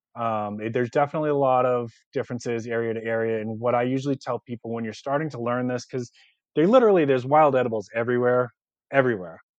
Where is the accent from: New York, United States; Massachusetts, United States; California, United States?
Massachusetts, United States; Boston; now in South Carolina, United States; I'm actually from Boston originally. I, I live in South Carolina now